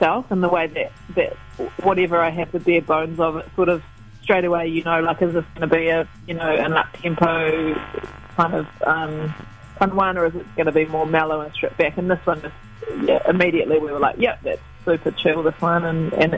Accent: West Coast, New Zealand; moved away; I come from the West Coast originally

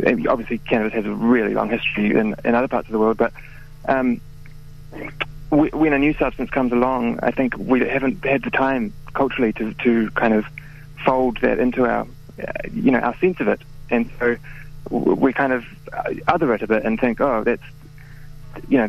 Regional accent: New Zealand; as a New Zealander

